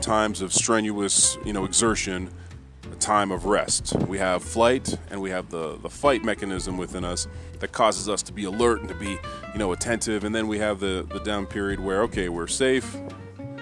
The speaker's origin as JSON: {"language": "English", "country": "Canada", "tie": "born or raised there", "said": "as a Canadian kid"}